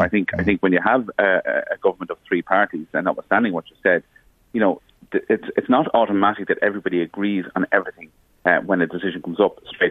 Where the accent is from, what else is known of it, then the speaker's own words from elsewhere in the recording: Ireland; we as Irish people